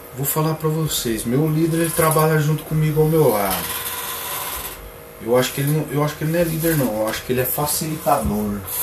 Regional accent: Limeira, São Paulo, Brazil; sou daqui. Sou daqui, eu sou lá de Limeira, trabalho na Semapa, eu falo, sou de Limeira.

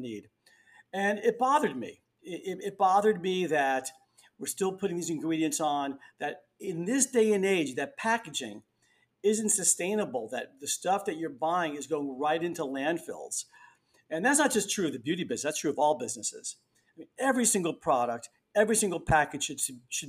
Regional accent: New York City, New York, United States; I grew up in the Bronx. I've been here most of my life

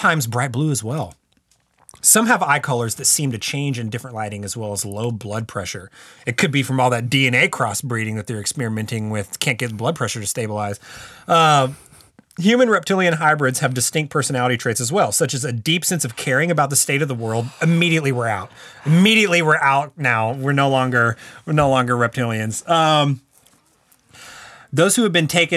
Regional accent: Texas, United States; I'm from Texas

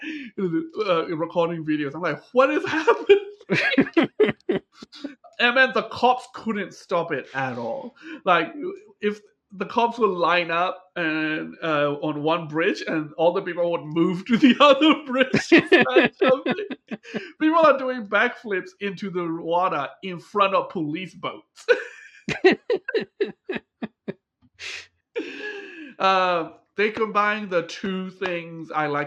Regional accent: Australia; now in Japan; I'm Australian

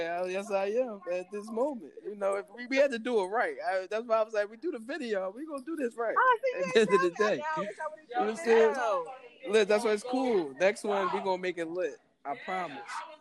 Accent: Philadelphia, Pennsylvania, United States; I'm from Philly

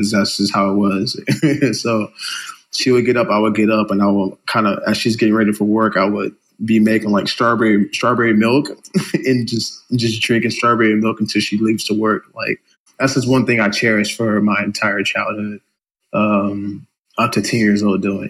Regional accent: Carson, California, United States; also born or lived in Compton, California / San Dimas, California; So I'm an inner city kid here in LA, born and raised in Carson, Compton, which is kind of next to each other. So Carson, Compton, California

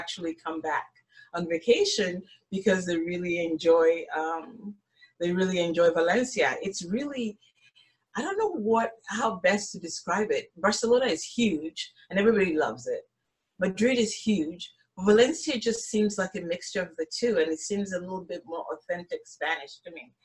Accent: Nigeria; moved away; also born or lived in United States / Malta; I'm originally from West Africa in Nigeria

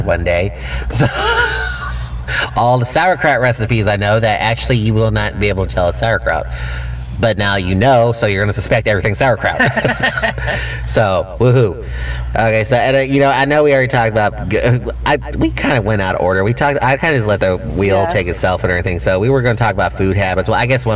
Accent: Texas, United States; being Texan

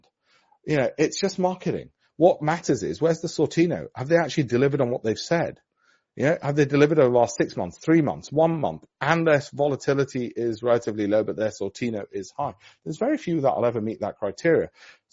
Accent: Yorkshire and the Humber, United Kingdom; I'm from Yorkshire, lunch or what we call dinner up north

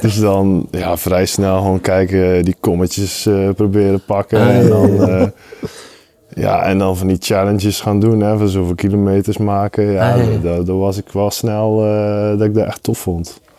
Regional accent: Zeeland, Netherlands; moved away; van origine kom ik uit Zeeland

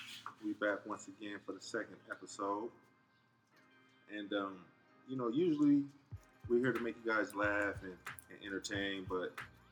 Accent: California, United States; I'm from Cali.

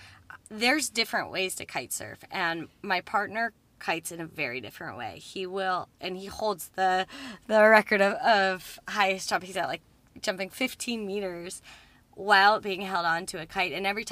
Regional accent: Muskoka, Ontario, Canada; Like, I'm not from Canada. I'm Muskoka. And so I meet everybody here, and like, I am a bit of an outsider.

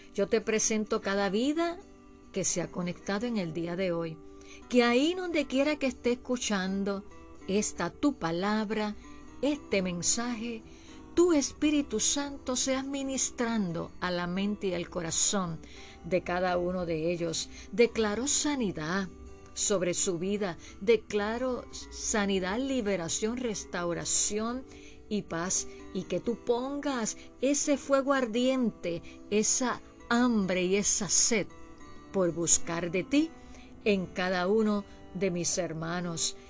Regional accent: Puerto Rico; mi país Puerto Rico

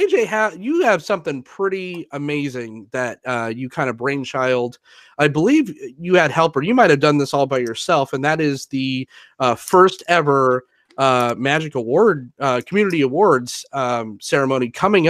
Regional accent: San Diego, California, United States; moved away; I'm originally from San Diego as well

